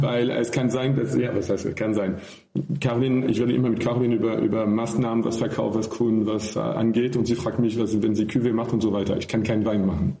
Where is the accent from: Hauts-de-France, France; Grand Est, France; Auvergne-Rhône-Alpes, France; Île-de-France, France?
Île-de-France, France; near Paris; German is a second language; moved away as an adult; also born or lived in Rhineland / Southern Germany / Austria; now in Germany; ich komme aus der Nähe von Paris